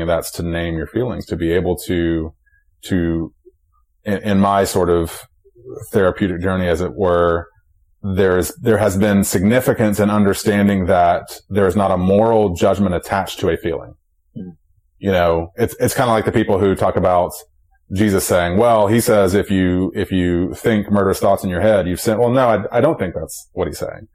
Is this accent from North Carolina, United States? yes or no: yes; Charlotte, North Carolina, United States; I'm from Charlotte